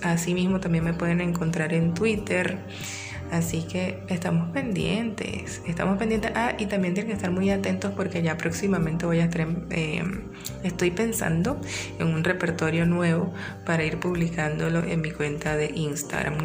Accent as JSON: {"language": "Spanish", "town": "San Félix", "region": "Bolívar", "country": "Venezuela", "also_born_or_lived": "Maturín", "moved": "yes", "lives_now": "Caracas, Venezuela", "said": "Después que yo salí de San Félix eh, y me interné en Maturín"}